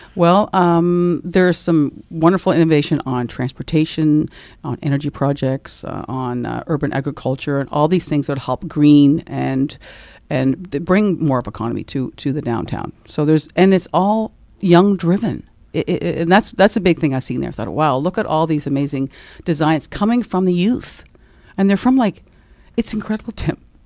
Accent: Dartmouth, Nova Scotia, Canada; I grew up in Dartmouth and, uh, been here my whole life

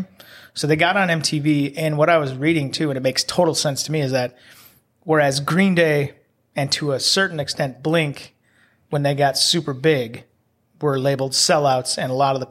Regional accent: the Twin Cities area, Minnesota, United States; We are from Minnesota, the Twin Cities area.

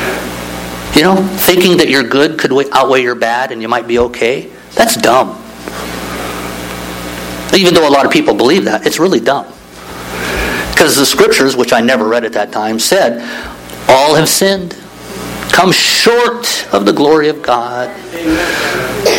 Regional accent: Midwest, United States; I grew up in the Midwest.

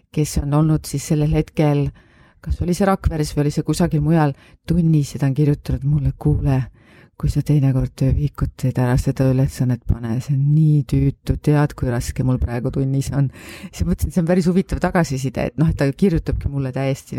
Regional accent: Paide, Järva County, Estonia; also born or lived in Saaremaa; ma olen sündinud Saaremaal, aga koolis käinud Paides ja Paides siis kuni lasteaiast kuni gümnaasiumi lõpuni

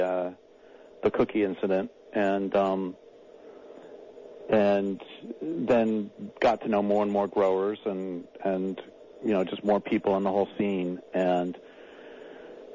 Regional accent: Colorado, United States; also born or lived in Nebraska / Nevada / North Idaho / Eastern Washington; now in Crescent City, United States; I was born in Nebraska, grew up in Colorado

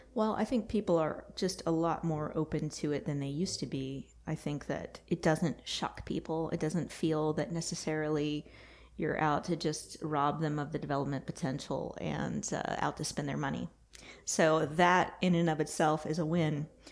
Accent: Texas, United States; now in North Carolina, United States; I'm from Texas.

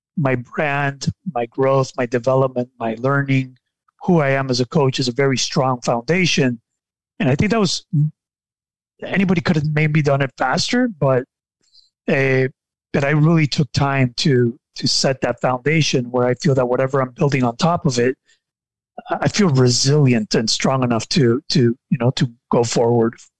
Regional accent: Nicaragua; I am from Nicaragua and I and I live in Nicaragua

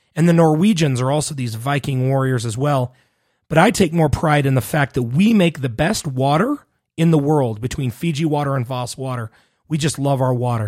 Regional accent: Salt Lake City, Utah, United States; also born or lived in Laie, Oahu, Hawaii; I am located in Salt Lake City, Utah, where I was raised.

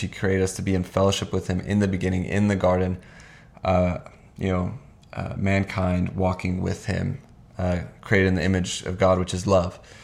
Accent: Hungary; moved away; I was born in Hungary and did kindergarten there

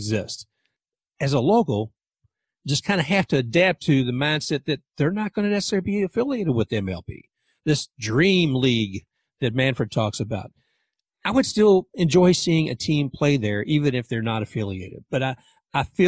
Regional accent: Louisville, Kentucky, United States; now in Tampa, United States; I'm actually from Louisville, Kentucky originally. I live in Tampa now

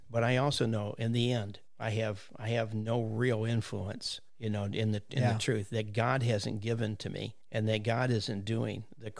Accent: United States; I live in Green Hills out here. So, and again, this is my hometown. Graduated in 69.

